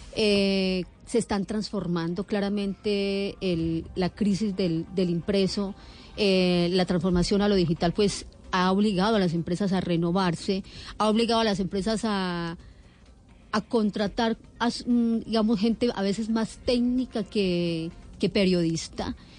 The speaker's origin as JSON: {"language": "Spanish", "region": "Antioquia", "country": "Colombia", "moved": "as an adult", "lives_now": "Bogotá, Colombia", "said": "Yo soy antioqueña"}